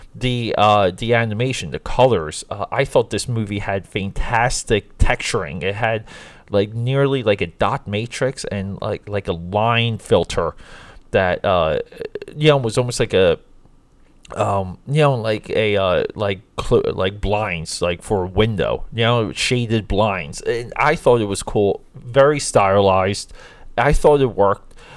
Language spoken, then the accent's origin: English; New Jersey, United States; growing up in South Jersey